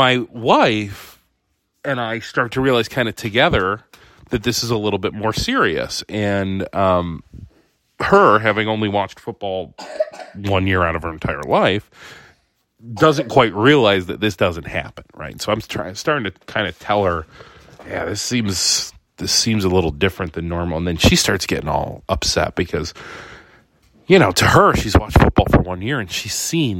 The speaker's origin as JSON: {"language": "English", "town": "Conneaut", "region": "Ohio", "country": "United States", "tie": "born or raised there", "said": "a restaurant that we used to eat at in Conneaut, Ohio, my hometown"}